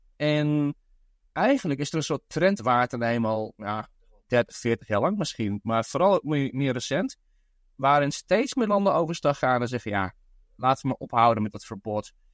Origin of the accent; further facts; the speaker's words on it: Netherlands; now in Brooklyn, United States; in mijn eigen land. ja, dat is niet meer mijn eigen land